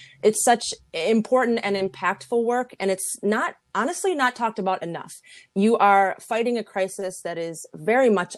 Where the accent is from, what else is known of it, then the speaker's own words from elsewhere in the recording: Buffalo, New York, United States; Born in my hometown, Buffalo, New York